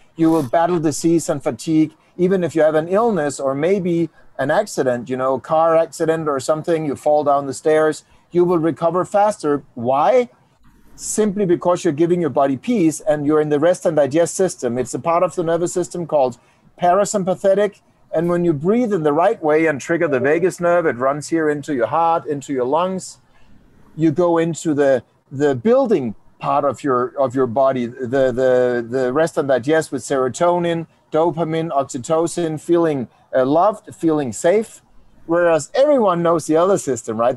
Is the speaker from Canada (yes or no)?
no; Denmark; I do come from Denmark, Danimarca, Dinamarca.